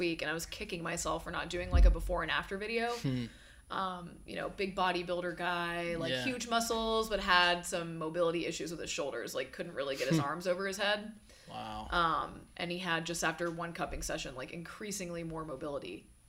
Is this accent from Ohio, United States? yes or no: no; Atlanta, Georgia, United States; accent: null and void accent; also born or lived in Birmingham, Alabama; I grew up in Atlanta, for all intents and purposes. I'm from Birmingham, Alabama.